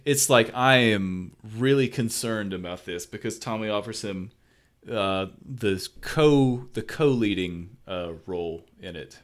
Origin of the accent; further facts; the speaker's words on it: the South, United States; accent: southern; my southern accent